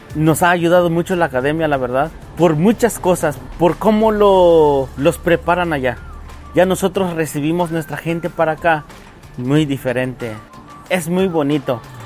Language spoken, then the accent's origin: Spanish; San Cayetano, Chiapas, Mexico; moved away as an adult; now in United States; vengo de Chiapas, originariamente de San Cayetano.